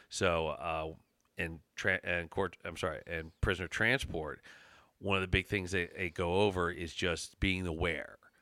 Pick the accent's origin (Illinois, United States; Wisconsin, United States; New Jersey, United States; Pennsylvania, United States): Pennsylvania, United States; Chester County; I'm from Chester County.